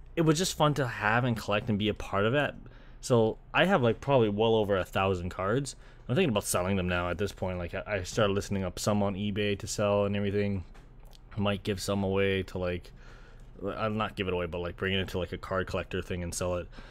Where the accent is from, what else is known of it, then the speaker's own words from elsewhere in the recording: Canada; growing up in Canada